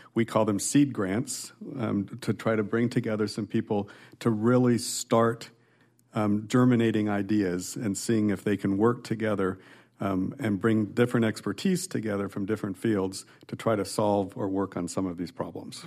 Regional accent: Nebraska, United States; moved away as an adult; also born or lived in California / Texas; now in Iowa, United States; I'm a Midwesterner, born and raised in Nebraska

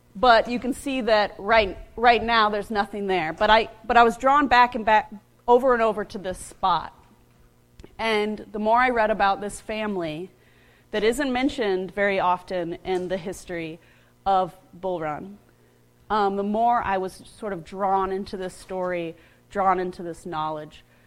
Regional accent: United States; I grew up outside of Washington, D.C., and where I grew up, I was surrounded by Civil War battlefields

